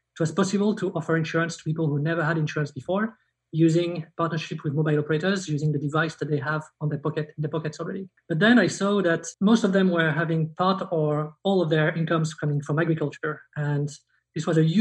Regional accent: southern France, France; moved away; also born or lived in Luxembourg; I was born in Luxembourg. I lived a bit in both. I would say mostly in France, south of France.

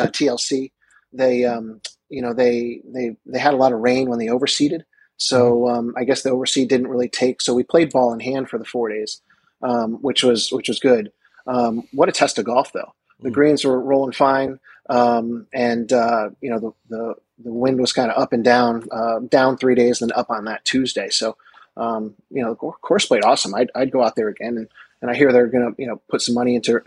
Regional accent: Westchester, New York, United States; Now I'm from Westchester

